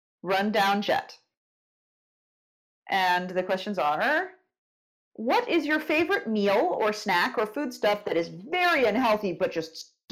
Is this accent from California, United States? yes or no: yes; California, United States; As a Californian